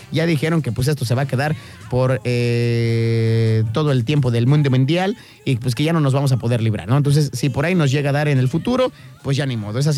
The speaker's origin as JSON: {"language": "Spanish", "country": "Mexico", "said": "como buen mexicano, dale un catorrazo y de seguro agarra porque agarra."}